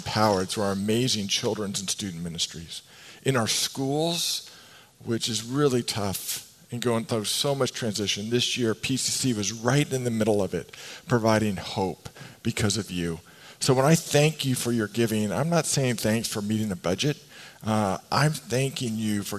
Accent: West Coast, United States; I grew up here in the West Coast

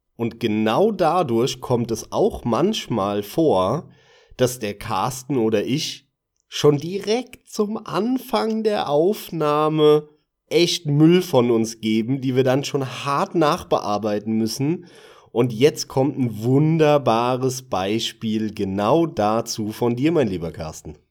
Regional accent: Hesse, Germany; moved away as an adult; also born or lived in Munich; bin ich aber wieder zurück in die Heimat, bin aus München weggezogen, bin dann halt wieder hier zurück in Hessen. Man hört das ja leicht an, an meiner Stimme

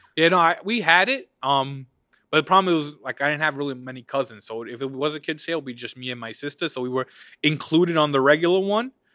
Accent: United States; we grew up here, live here

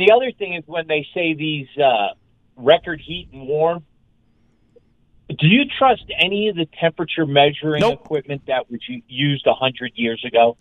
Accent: Northeast, United States; now in Denver, United States; I grew up in the Northeast

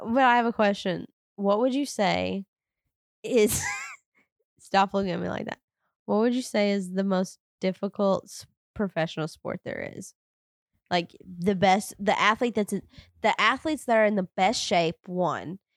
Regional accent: the South, United States; I grew up in the South

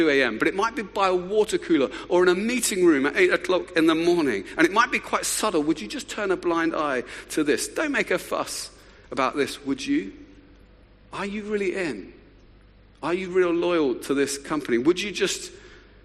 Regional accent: Luton, East of England, United Kingdom; I'd grown up in a wonderful town just north of London called Luton, which gets a bad press, but it's my hometown

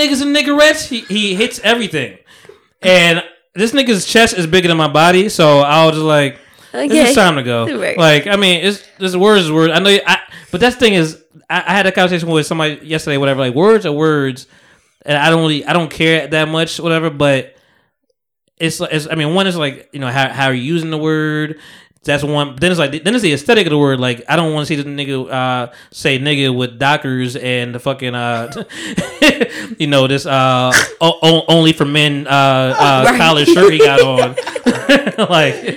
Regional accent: Lodi, New Jersey, United States; I was actually from.

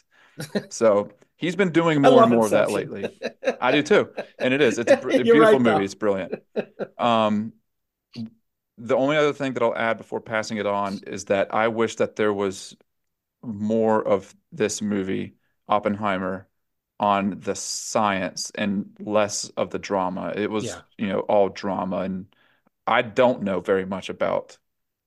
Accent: the South, Southern United States, United States; accent: Southern; My Southern accent

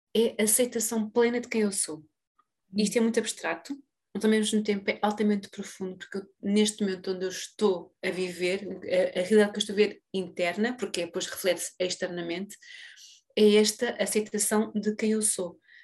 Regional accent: Portugal; a todos nós enquanto portugueses

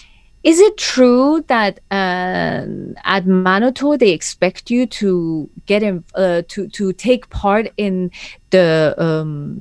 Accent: Tehran, Tehran Province, Iran; moved away as an adult; now in London, United Kingdom; I've lived in London longer than I have lived in Tehran.

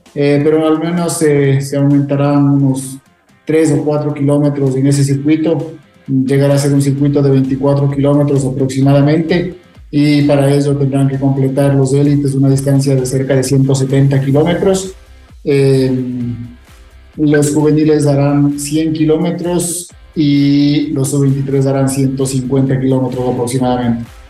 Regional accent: Quito, Pichincha, Ecuador; yo soy quiteño

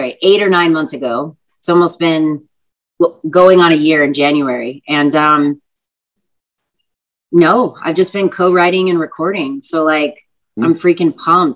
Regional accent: Texas, United States

